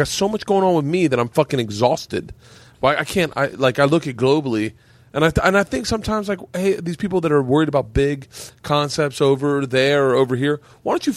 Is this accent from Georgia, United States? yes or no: no; Florida, United States; moved away; I grew up in Florida